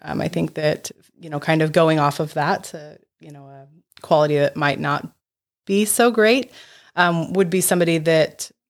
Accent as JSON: {"language": "English", "town": "Brookings", "region": "Oregon", "country": "United States", "said": "We're not. I'm from Brookings."}